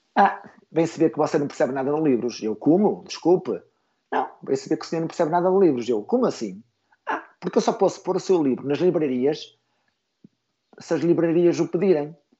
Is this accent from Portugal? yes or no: yes; Esposende, Norte, Portugal; sou natural de Bolinhos, Esposende